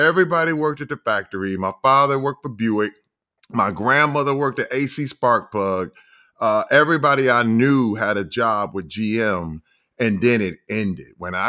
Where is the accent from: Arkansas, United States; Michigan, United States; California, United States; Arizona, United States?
Michigan, United States; Flint; I'm from Flint, Michigan. The Flint, Michigan. The infamous Flint, Michigan.